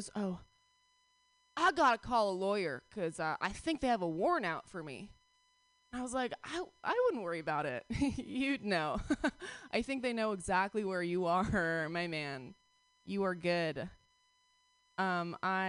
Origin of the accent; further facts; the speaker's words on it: New York, United States; moved away; I'm from New York